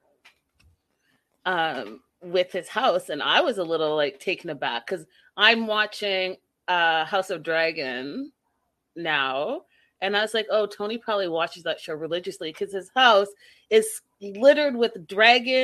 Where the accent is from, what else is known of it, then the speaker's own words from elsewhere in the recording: Vancouver, British Columbia, Canada; Vancouver, my hometown